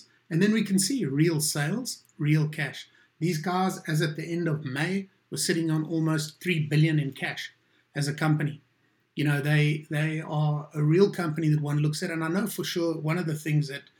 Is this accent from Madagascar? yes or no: no; South Africa; As a South African